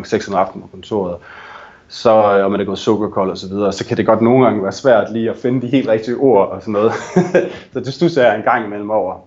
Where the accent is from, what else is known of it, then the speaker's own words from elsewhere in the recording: Denmark; moved away as an adult; now in Vancouver, Canada; mit hjemland, øh, og også mig selv som dansker